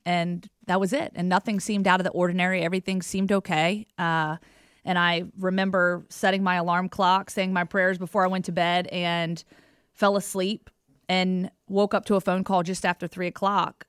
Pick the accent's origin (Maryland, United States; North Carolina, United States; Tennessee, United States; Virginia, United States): Virginia, United States; Roanoke; moved away as an adult; also born or lived in Giles County, Virginia; now in Alabama, United States; I grew up in Roanoke, moved to Giles.